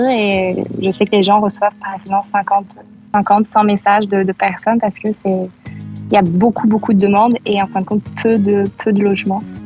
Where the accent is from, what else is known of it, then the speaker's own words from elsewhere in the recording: France; moved away as an adult; also born or lived in Manchester, England; now in Canada; quand on est français, on regroupe entre français